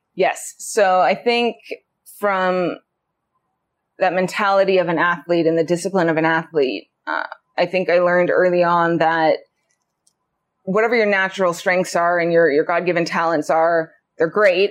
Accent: Anchorage, Alaska, United States; I was born and raised in Anchorage

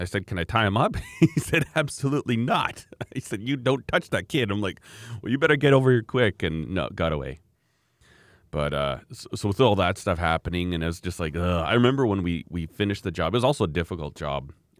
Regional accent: Alberta, Canada; I came up from Alberta, you know, I don't know how many thousand kilometers away, and I was there.

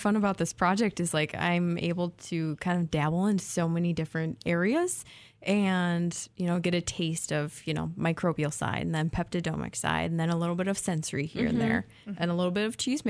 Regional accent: Minnesota, United States; moved away as an adult; I am a Minnesotan.

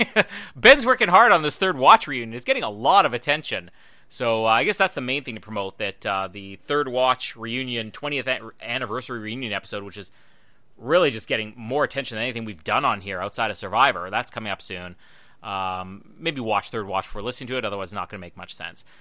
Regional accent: Winnipeg, Manitoba, Canada; Winnipeg, my hometown

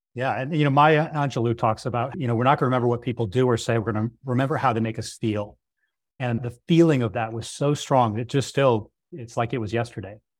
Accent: Northeast, United States; I come from the Northeast

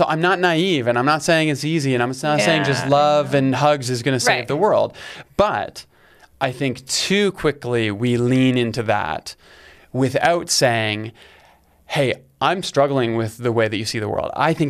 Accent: Canada; It's like as a Canadian, it's like... It's this thing, you can't ignore it.

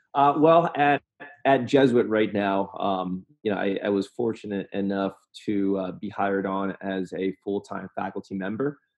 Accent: Southern Indiana, United States; I grew up in Southern Indiana

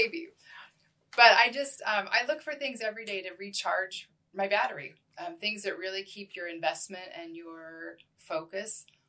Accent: Washington, United States; moved away as an adult; also born or lived in Idaho; now in Missouri, United States; I am not originally from Missouri. I don't know if either of you know that, but I'm actually from Washington State.

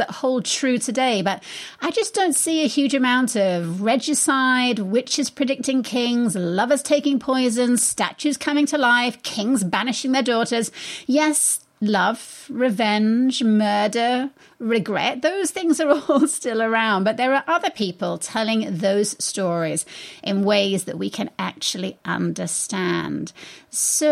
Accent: England, United Kingdom; moved away; I am English

